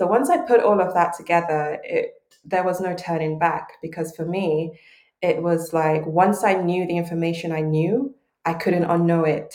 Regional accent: Lagos, Nigeria; I was born and raised in Lagos, Nigeria, grew up eating home-cooked, flavorful meals

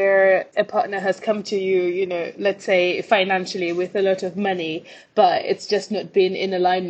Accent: Malawi; I grew up in Malawi, but didn't really play a lot of sport because girls just didn't do that.

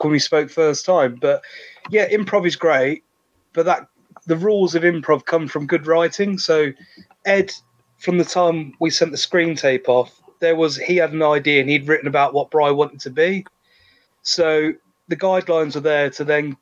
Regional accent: London, United Kingdom; now in Shropshire, United Kingdom; I grew up in London and I moved to Shropshire

